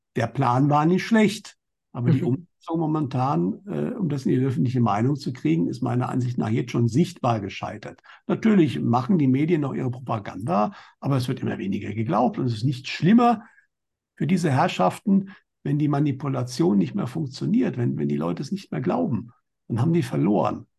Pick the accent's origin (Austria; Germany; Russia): Germany; bei uns in Deutschland